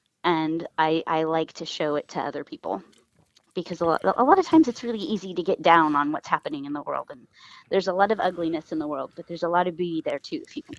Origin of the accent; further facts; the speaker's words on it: Los Angeles, California, United States; moved away as an adult; also born or lived in Bellflower, California / Orange County, California; now in Portland, United States; I grew up mostly in LA and Orange County. I went to five different elementary schools in three different states